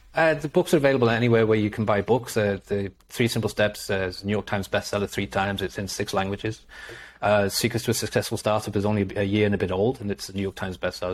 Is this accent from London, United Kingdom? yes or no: no; Liverpool, North West England, United Kingdom; moved away; also born or lived in North Wales; I'm from Liverpool, so I'm a Liverpool